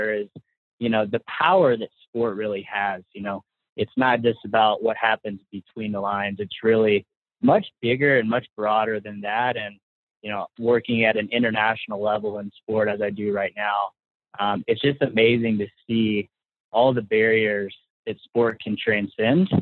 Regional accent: Paducah, Kentucky, United States; I actually grew up in small town Paducah, Kentucky

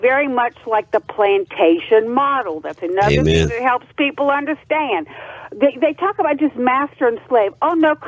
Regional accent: Acadiana, Louisiana, United States; moved away as an adult; now in North Carolina, United States; I'm from Louisiana. I'm from Acadiana. I live there most of my life

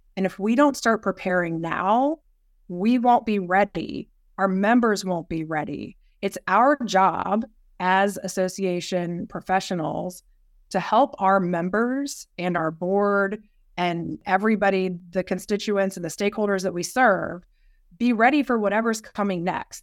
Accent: Yorktown, Virginia, United States; moved away as an adult; also born or lived in Washington, D.C.; I grew up in Southern Virginia, down near Yorktown. My dad retired military

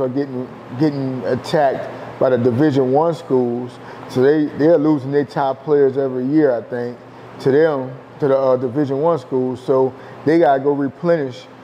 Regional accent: New Orleans, Louisiana, United States; I'm from New Orleans

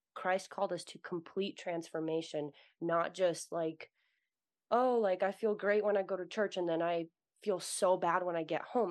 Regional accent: United States; also born or lived in Russia; I was born in Russia, and I grew up in America, so I'm Russian American

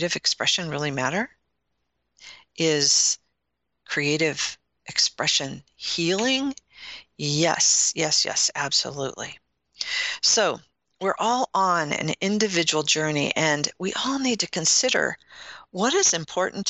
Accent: Midwest, United States; You can tell I'm from the Midwest, when I say root, some people say root, I say root.

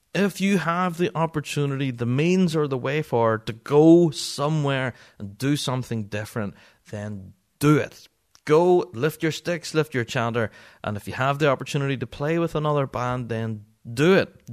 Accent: Northern Ireland, United Kingdom; I'm a Northern Irishman and English is not my first language.

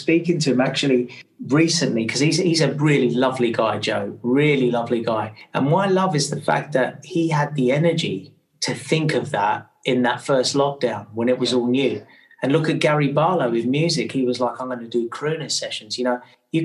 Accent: Australia; now in England; I grew up in Australia

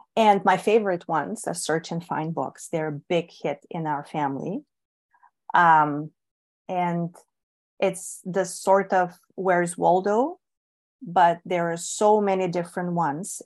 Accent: Bulgaria; English is a second language; moved away; I was born and raised in Bulgaria

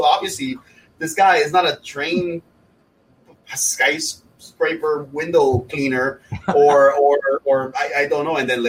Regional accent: Miami, Florida, United States; it's funny because I mentioned I'm from Miami, right? And I lived in Brickell in downtown Miami

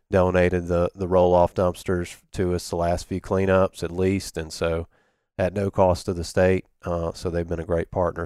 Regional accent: Biloxi, Mississippi, United States; I grew up in Biloxi area. Um, lived on Back Bay till I was about seven and then, uh, lived in Woolmarket.

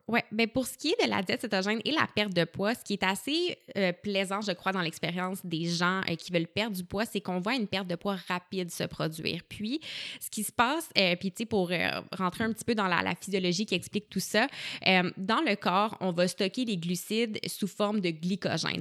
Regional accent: Gatineau, Quebec, Canada; je suis originaire euh, de Gatineau, puis j'ai un parcours scolaire un peu atypique, donc j'ai fait mon secondaire en Outaouais

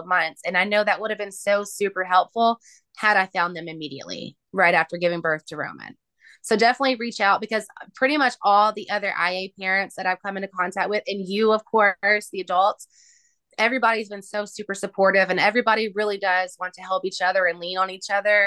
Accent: Tennessee, United States; my hometown

